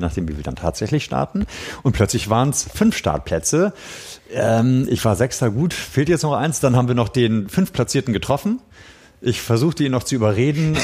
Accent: Schleswig-Holstein, Germany; moved away; bin ja Schleswig-Holsteiner, aber es ist natürlich meine Wahlheimat

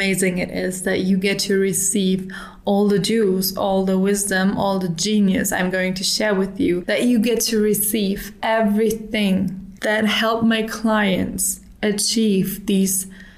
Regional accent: Germany; English is a second language; now in Dubai, United Arab Emirates; In 2022, I emigrated from Germany to Dubai. And in Dubai, everyone is speaking English, and I'm a pretty fluent speaker.

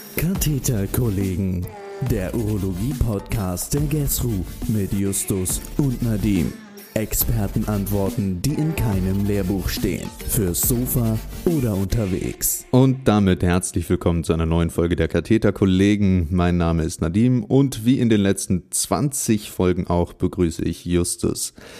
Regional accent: Berlin, Germany; in meiner Heimatstadt Berlin

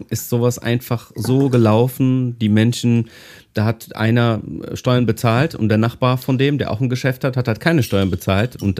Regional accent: Greece; German is a second language; Und das ist äh, bei uns in Griechenland nicht so, ne?

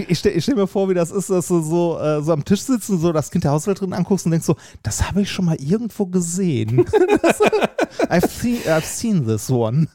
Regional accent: Essen, North Rhine-Westphalia, Germany; now in Vienna, Austria; ich bin in Essen geboren worden

